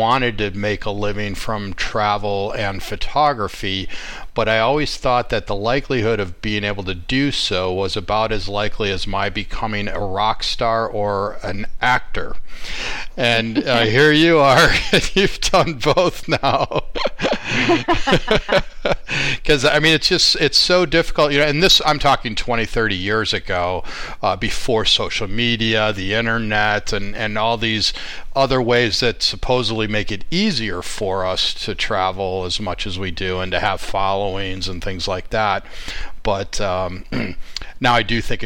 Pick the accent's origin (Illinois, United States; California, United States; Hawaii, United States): Illinois, United States; Chicago; I'm from Chicago